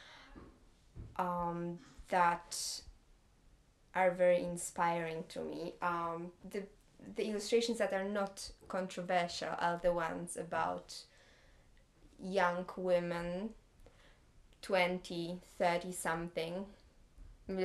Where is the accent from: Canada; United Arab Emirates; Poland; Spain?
Poland; Gdańsk, Pomeranian Voivodeship; English is a second language; moved away as an adult; also born or lived in Stuttgart, Germany; now in London, United Kingdom; I'm from Gdańsk, beautiful city on the northern side of Poland by the sea. And that's my hometown.